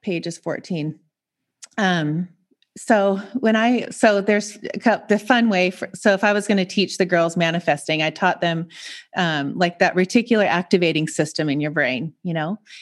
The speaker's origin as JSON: {"language": "English", "town": "Seattle", "region": "Washington", "country": "United States", "tie": "born or raised there", "also_born_or_lived": "Montana", "moved": "as an adult", "lives_now": "San Diego, United States", "said": "I grew up in Seattle, so I'm from the Pacific Northwest"}